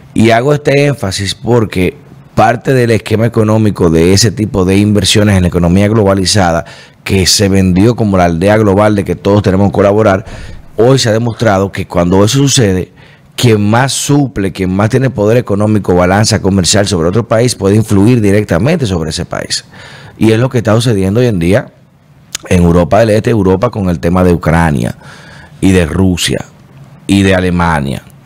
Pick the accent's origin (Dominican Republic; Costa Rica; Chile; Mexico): Dominican Republic